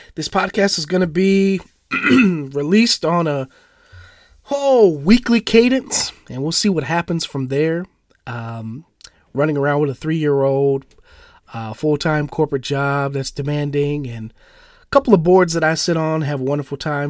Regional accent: St. Paul, Minnesota, United States; I was born and raised in St. Paul, Minnesota, which is the capital of Minnesota

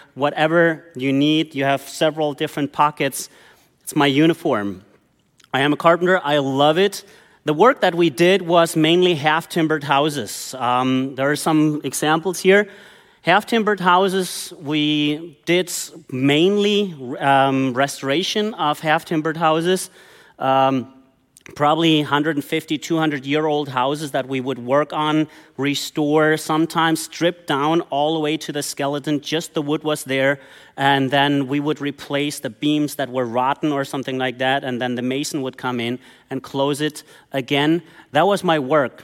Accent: Germany; moved away as an adult; I grew up in Germany

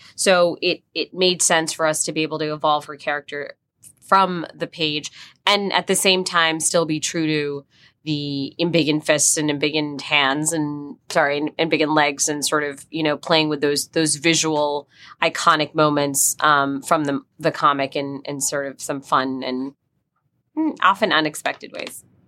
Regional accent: New Jersey, United States; someone who grew up in, um, in Jersey

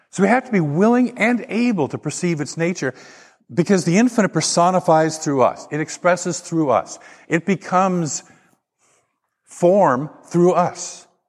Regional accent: Portland, Oregon, United States; I grew up in Portland and, and down, down river from there, as the Columbia River hits the ocean

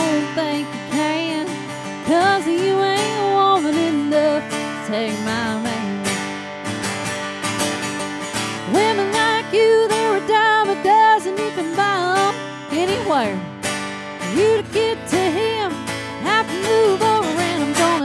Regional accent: Liberty, Kentucky, United States; moved away as an adult; also born or lived in Bowling Green, Kentucky / Nashville, Tennessee; now in Frisco, United States; I'm originally from Kentucky. I'm from a little three stoplight town that would have been showcased in Hee Haw back in the day. Uh-huh. Called Liberty, Kentucky. Yeah. And I moved out of there when I was 18 to go to college

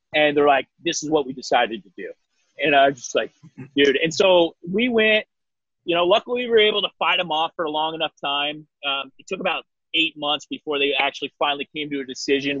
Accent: Eastern Washington, United States; in Washington State, where my my hometown area

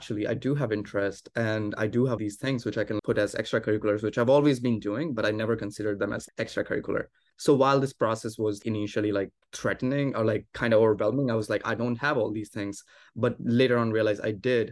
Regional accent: India; moved away as an adult; now in United States; I grew up in India and I started applying to colleges in the US as an international student.

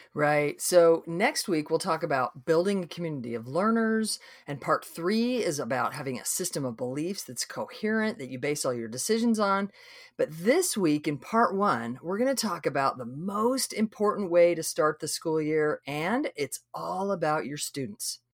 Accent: Idaho, United States; now in Texas, United States; we live in Texas. I grew up in Idaho.

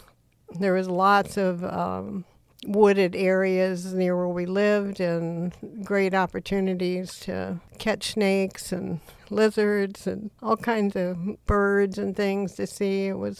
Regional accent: Panama; born there; My father was a Navy pilot, and I was born in Panama in Central America. And we moved around a lot because of his occupation in the Navy.

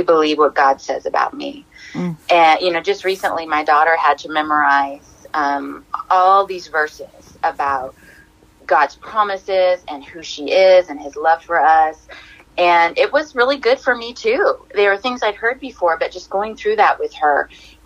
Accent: Hawaii, United States; I am a DJ from Hawaii

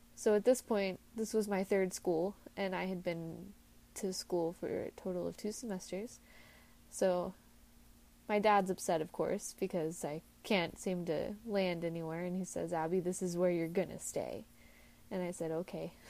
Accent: Texas, United States; Now, I lived in Texas, and instead of being two hours from home, I wanted to move five hours from home.

